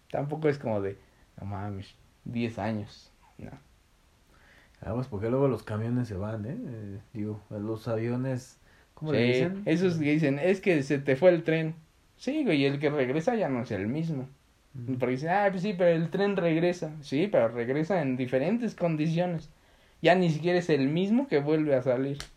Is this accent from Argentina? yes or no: no; Tulum, Quintana Roo, Mexico; Soy Tuluminati. de, vengo de Tulum.